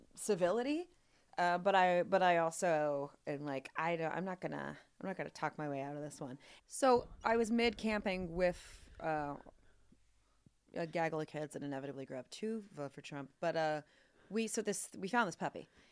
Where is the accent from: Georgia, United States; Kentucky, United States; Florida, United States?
Kentucky, United States; Louisville; born or raised there